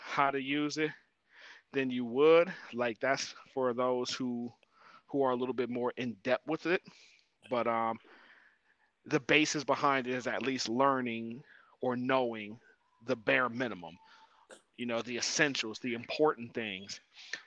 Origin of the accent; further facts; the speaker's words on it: Ohio, United States; I'm from Ohio